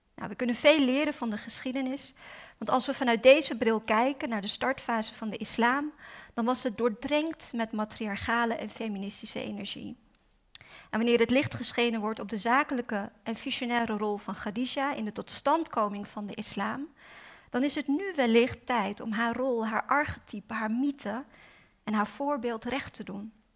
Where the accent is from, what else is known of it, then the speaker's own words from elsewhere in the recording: Amsterdam, North Holland, Netherlands; ik ben vooral Osdorps, want ik ben opgegroeid in Osdorp